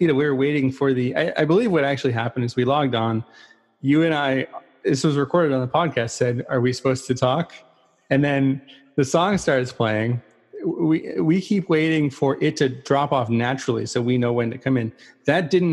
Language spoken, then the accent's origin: English; 5 minutes from El Cerrito, California, United States; I am from 5 minutes away from El Cerrito